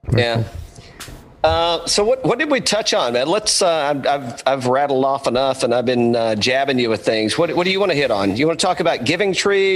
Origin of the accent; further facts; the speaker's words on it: Bulls Gap, Tennessee, United States; moved away; I grew up in East Tennessee originally